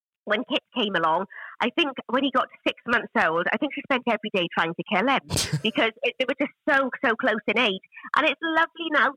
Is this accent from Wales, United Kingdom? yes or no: yes; Welsh, Wales, United Kingdom; being Welsh and from, you know, a family where all of the women were huge talkers